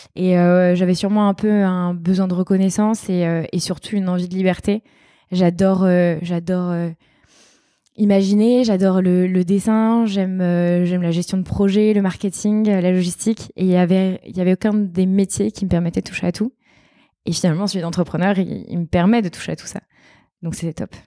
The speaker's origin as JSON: {"language": "French", "area": "countryside near Angers", "region": "Pays de la Loire", "country": "France", "tie": "born or raised there", "moved": "yes", "lives_now": "Bordeaux, France", "said": "J'ai grandi dans la campagne à Angers, dans un tout petit village de 2000 habitants"}